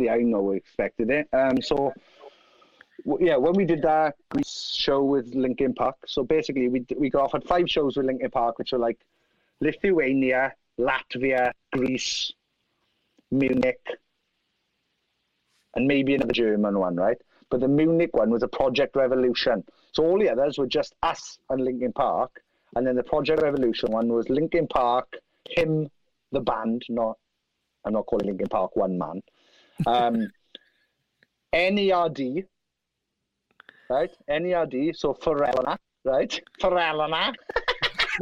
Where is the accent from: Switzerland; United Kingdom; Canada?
United Kingdom; Merthyr Tydfil, Wales; Merthyr Tydfil